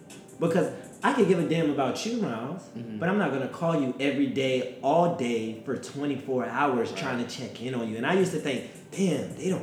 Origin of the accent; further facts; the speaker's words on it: Covington, Georgia, United States; I come from Covington, Georgia, and I'm one of like... Out of my friend group of like 8 of us, I'm the only one who's graduated from college